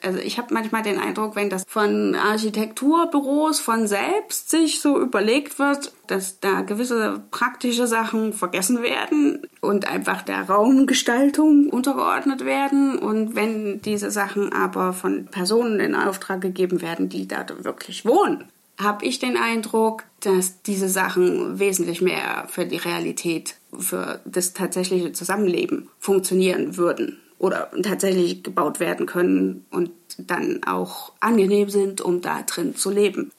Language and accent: German; Leipzig, Saxony, Germany; moved away; meine Heimatstadt Leipzig